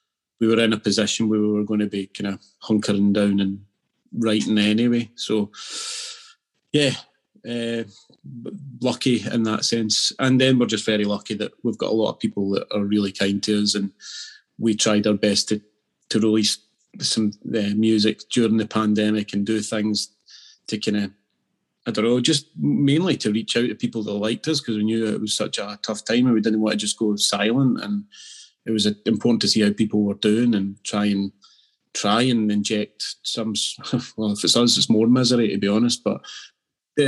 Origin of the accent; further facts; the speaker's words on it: Scotland, United Kingdom; Being Scottish and being an Aberdeen fan